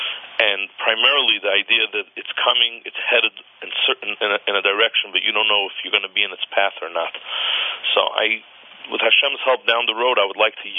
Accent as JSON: {"language": "English", "town": "New York City", "region": "New York", "country": "United States", "tie": "born or raised there", "moved": "as an adult", "lives_now": "Oklahoma City, United States", "said": "I grew up in Brooklyn, New York."}